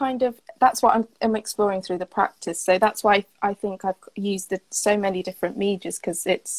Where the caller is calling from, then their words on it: Cardiff, Wales, United Kingdom; So today I'm in Cardiff, Wales.